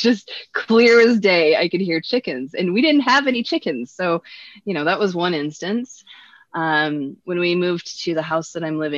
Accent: Washington, United States; also born or lived in Ontario; I'm actually from Washington State

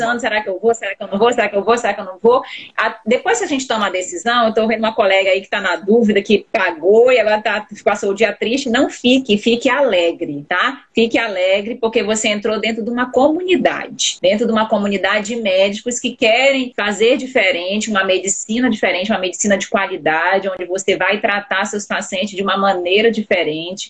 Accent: Pará, Brazil; eu sou paraense também

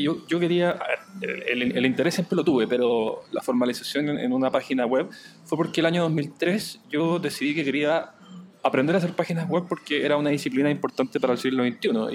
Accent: Chile

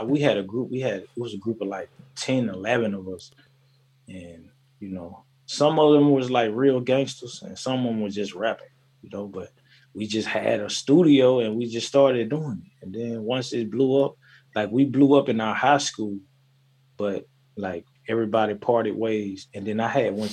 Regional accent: Tennessee, United States; I'm from Tennessee

